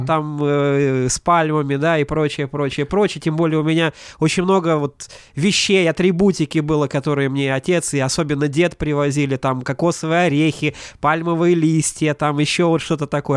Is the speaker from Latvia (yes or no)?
yes; Ventspils, Latvia; я вырос не просто в Прибалтике, я вырос в портовом городе